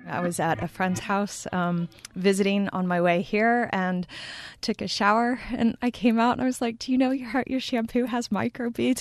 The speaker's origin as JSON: {"language": "English", "region": "Texas", "country": "United States", "also_born_or_lived": "Montana", "moved": "yes", "lives_now": "upstate New York, United States", "said": "I'm from Texas, um, in the United States"}